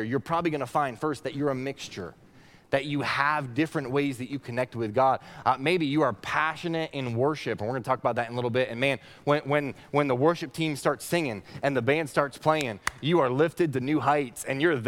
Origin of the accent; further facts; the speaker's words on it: Northeast Kingdom of Vermont, United States; When I was a kid, I grew up in the Northeast Kingdom of Vermont